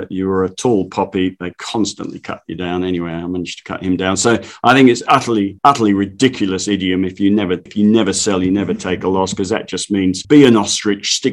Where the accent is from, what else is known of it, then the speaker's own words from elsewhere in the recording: London, United Kingdom; now in Australia; I grew up in the East End of London